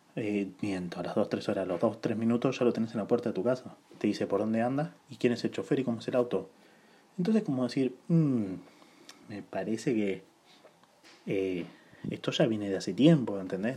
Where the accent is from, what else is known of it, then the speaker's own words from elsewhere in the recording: La Plata, Buenos Aires Province, Argentina; yo soy de La Plata